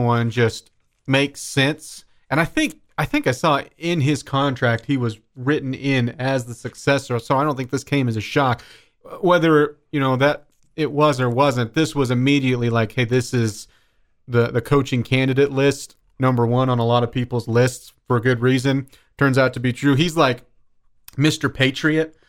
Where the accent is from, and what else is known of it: Mullinville, Kansas, United States; born or raised there; also born or lived in Dodge City, Kansas; now in Lubbock, United States